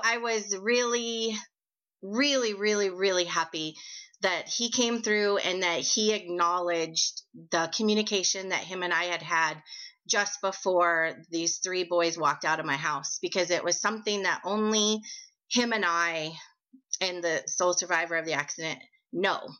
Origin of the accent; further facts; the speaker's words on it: Billings, Montana, United States; I am from Billings, Montana